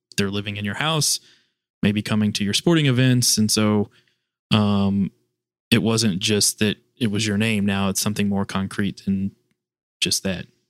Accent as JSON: {"language": "English", "region": "Kentucky", "country": "United States", "tie": "born or raised there", "moved": "yes", "lives_now": "Washington, D.C., United States", "said": "born and raised in the heart of Kentucky's bourbon country. Growing up in my rural Kentucky hometown"}